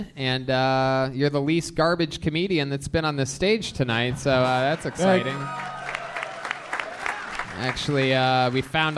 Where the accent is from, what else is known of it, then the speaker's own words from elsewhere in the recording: Youngstown, Ohio, United States; I'm from Youngstown.